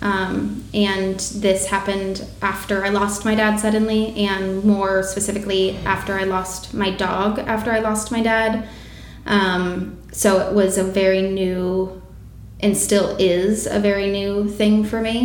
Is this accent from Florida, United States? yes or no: no; San Diego, California, United States; I'm from San Diego originally